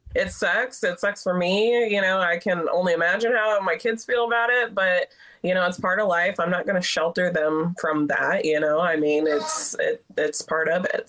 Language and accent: English; Alaska, United States; now in Texas, United States; growing up in Alaska, we had chickens